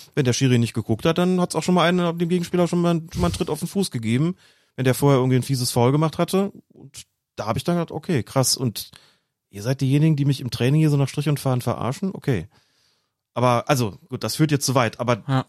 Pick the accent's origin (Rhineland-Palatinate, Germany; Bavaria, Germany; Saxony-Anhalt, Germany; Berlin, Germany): Rhineland-Palatinate, Germany; Windhagen; Meine Jugendtrainer hießen Erwin Potratz und Gerd Reufels. Gerd Reufels, beide beim SV Windhagen im, im Westerwald, Fußballverband Rheinland